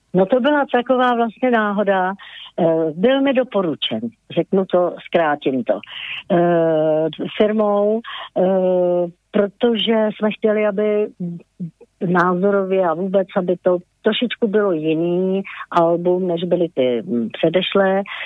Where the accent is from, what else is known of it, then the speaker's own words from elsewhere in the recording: Bohemia, Czechia; tady u nás v Čechách